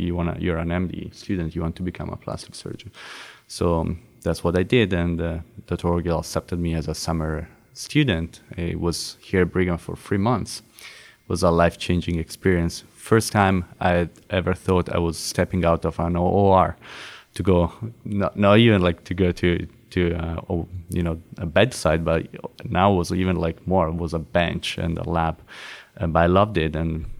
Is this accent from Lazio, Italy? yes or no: no; Milan, Lombardy, Italy; So I remember I attended a conference by chance in my hometown in Milano